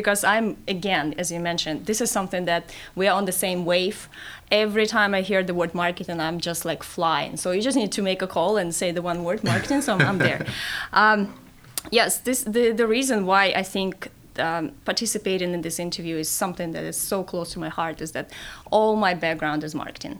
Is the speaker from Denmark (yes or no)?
no; Kazakhstan; first language Russian; English is a second language; moved away as an adult; also born or lived in Denver, United States / Maastricht, Netherlands; now in Miami, United States; I'm originally from Kazakhstan, okay. which is one of the former Soviet Union countries. So my first language is Russian.